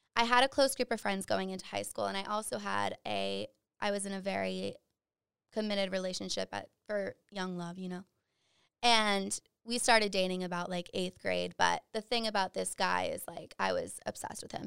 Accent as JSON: {"language": "English", "town": "Dudley", "region": "Massachusetts", "country": "United States", "tie": "born or raised there", "said": "I am from Dudley, Massachusetts, central Mass, super small town"}